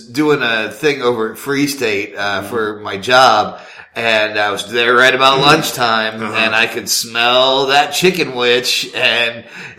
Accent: United States; We're from Douglas County.

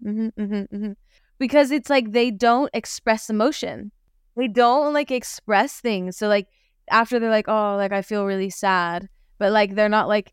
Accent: United States; being from America

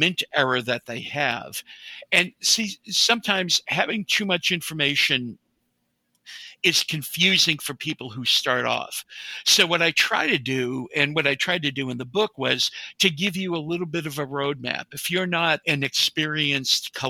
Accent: New England, United States; moved away; I was originally from New England

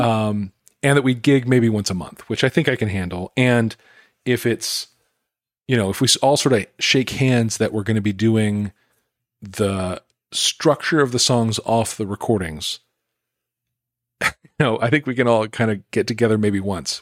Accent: Greensboro, North Carolina, United States; in Greensboro, my hometown

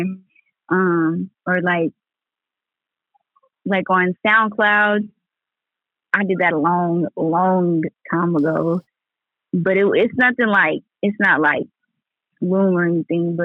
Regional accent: Lawton, Oklahoma, United States; I'm from Lawton, Oklahoma

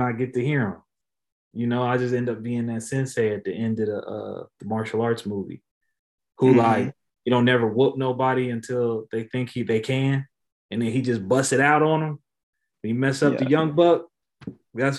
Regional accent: Topeka, Kansas, United States; I'm from Topeka, Kansas, bro. Like, I'm from somewhere people don't even know if it's a real place

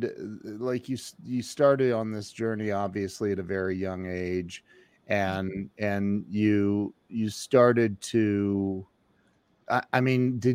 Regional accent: Ohio, United States; I'm from Ohio, so I'm very familiar with snow

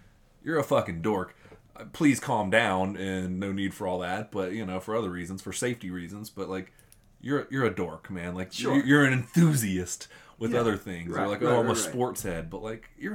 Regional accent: Tallahassee, Florida, United States; I'm from Tallahassee

